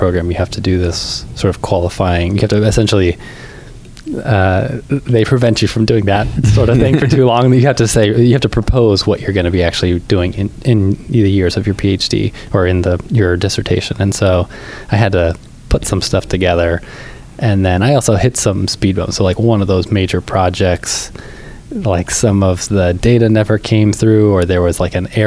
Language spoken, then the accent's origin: English; California, United States; also born or lived in Michigan; we're both from California